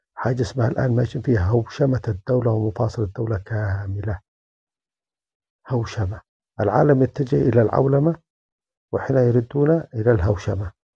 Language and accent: Arabic; Yemen; now in Germany; أنا من اليمن